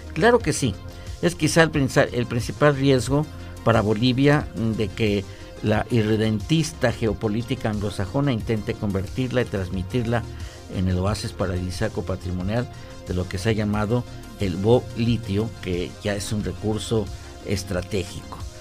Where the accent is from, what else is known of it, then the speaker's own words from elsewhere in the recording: Mexico; como latinoamericanos y, como mexicanos